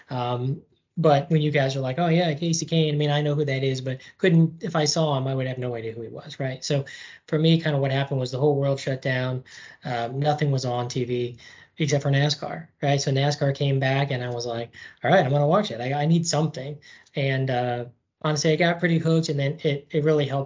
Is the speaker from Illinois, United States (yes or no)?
yes; Illinois, United States; also born or lived in Florida; now in Durham, United States; uh, longtime listener, first time caller here. Um, so I am from Illinois originally, hence all the Chicago stuff.